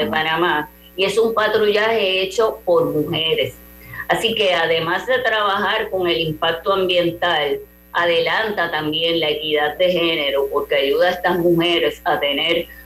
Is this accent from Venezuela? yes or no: no; Puerto Rico; y yo que, como puertorriqueña no pronuncio mucho la e, S, lo enfatizo para que sepan que es en plural donativos ambientales